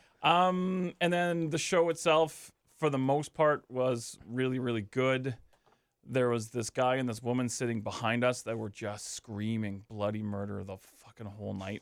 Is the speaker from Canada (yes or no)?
yes; Canada; we're Canadian